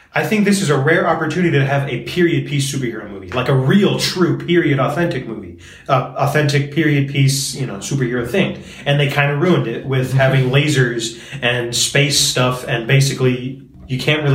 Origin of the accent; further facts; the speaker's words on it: Brooklyn, New York, United States; I'm from Brooklyn. Just a kid from Brooklyn.